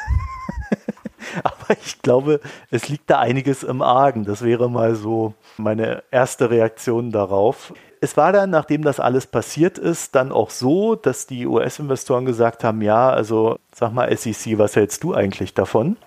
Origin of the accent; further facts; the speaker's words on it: Weinheim, Baden-Württemberg, Germany; als ich jung war, bin ich ja in Weinheim aufgewachsen.